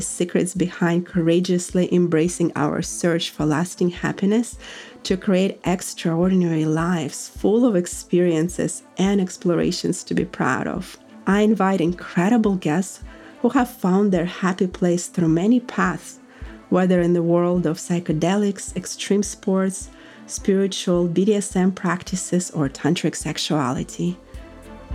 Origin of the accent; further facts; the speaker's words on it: Russia; moved away as an adult; now in United States; growing up in Russia, and soon making the American dream come true at the age of 23